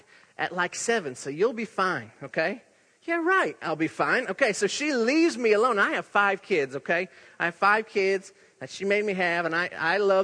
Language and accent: English; Iowa, United States; accent: Iowa; moved away; in my Iowa accent